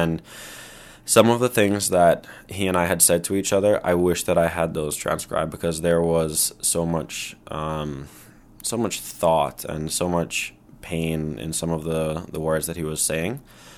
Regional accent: Barbados; also born or lived in Toronto, Canada; So I was born in Toronto. Mount Sinai Hospital represent. Then when I was less than a year old, my family picked up and moved to Barbados, where my dad started a company.

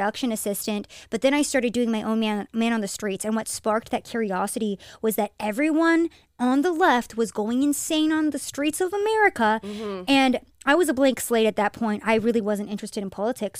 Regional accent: Texas, United States; I'm from Texas

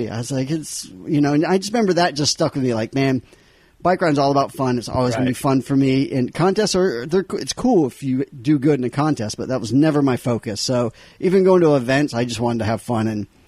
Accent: Havelock, North Carolina, United States; Grew up in a small military town called Havelock, North Carolina.

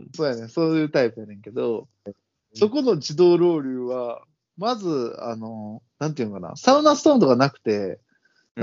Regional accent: Osaka, Japan; 俺ら大阪人

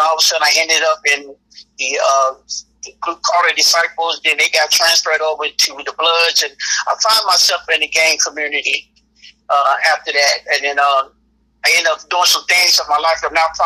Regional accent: St. Louis, Missouri, United States; moved away as an adult; also born or lived in Arkansas / San Diego / Memphis, Tennessee / Middleton, Tennessee; I'm actually from St. Louis, Missouri. My parents had moved from a little small town in Arkansas to St. Louis when I was about 4 or 5 years old. So I grew up in St. Louis.

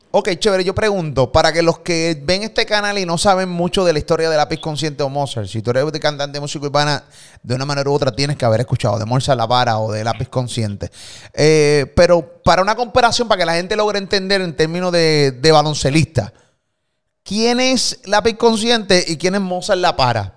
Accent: Puerto Rico; de Puerto Rico

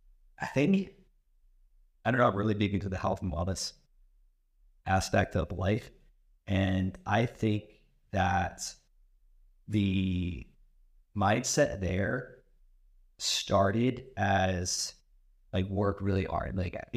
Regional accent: Burlington, New Jersey, United States; also born or lived in Philadelphia; I grew up in Burlington, New Jersey. I went to Rutgers University, got my engineering degree

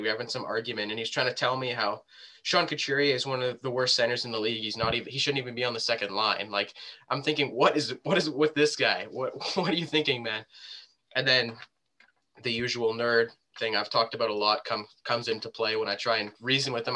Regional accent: Canada; we're both Canadian here.

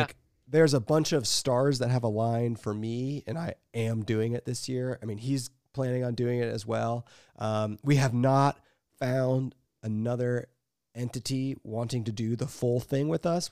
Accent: Ohio, United States; We don't have actual skiing in Ohio

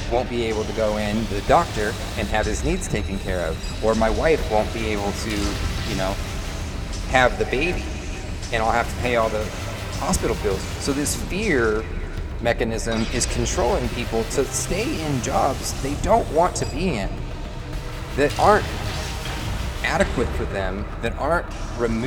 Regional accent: Bellingham, Washington, United States; I live in Bellingham, and our local vibe is, it's falling apart

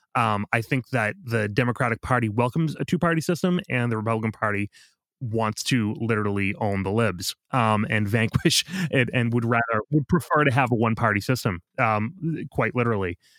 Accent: Boston, Massachusetts, United States; I was from Boston

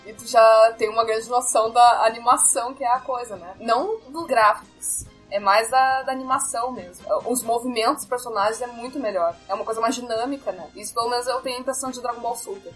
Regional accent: Porto Alegre, Rio Grande do Sul, Brazil; eu sou do, de Porto Alegre, Rio Grande do Sul

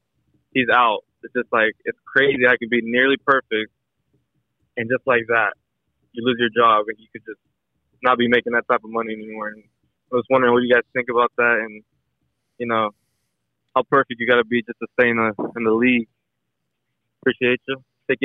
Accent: Jacksonville, Florida, United States; also born or lived in Arcadia; from Arcadia. The phone number, that's where it's from, but I'm from Duval.

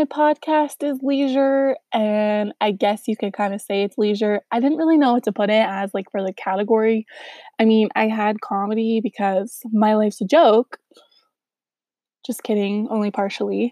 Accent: Southern California, United States; moved away as an adult; now in Utah, United States; I'm from Southern California

